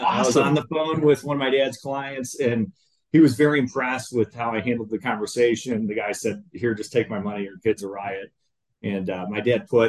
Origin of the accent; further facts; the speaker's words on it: Peoria, Illinois, United States; also born or lived in Springfield, Missouri; I was born in a little town, Peoria, Illinois, great Midwestern town, good childhood background